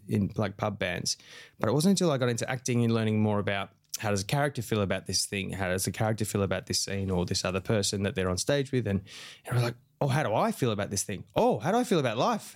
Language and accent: English; Australia; my own experience as an Aussie man